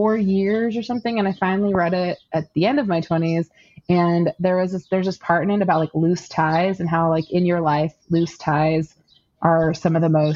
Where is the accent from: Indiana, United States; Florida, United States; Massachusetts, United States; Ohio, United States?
Florida, United States; I was born in Florida. I was born in Central Florida to an immigrant father who's from the Middle East.